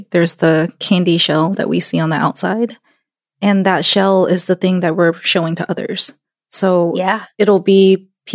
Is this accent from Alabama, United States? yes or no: yes; Alabama, United States; I'm Korean. I grew up in Alabama.